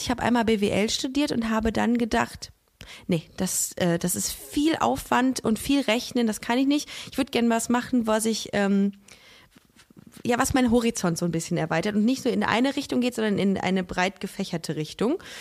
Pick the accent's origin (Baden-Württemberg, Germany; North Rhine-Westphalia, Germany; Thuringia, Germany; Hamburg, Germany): North Rhine-Westphalia, Germany; Düsseldorf; Bei uns in Düsseldorf